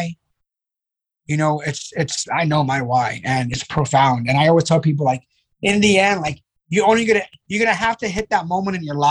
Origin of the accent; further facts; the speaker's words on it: New York City, New York, United States; growing up in the Bronx in the early 80s